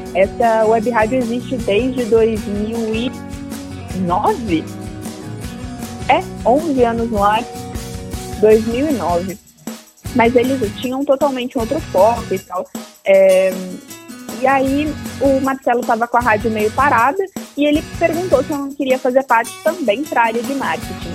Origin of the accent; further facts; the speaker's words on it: Bombinhas, Santa Catarina, Brazil; moved away as an adult; minha família mora toda no litoral de Santa Catarina, numa cidade chamada Bombinhas, onde eu cresci a maior parte da minha vida.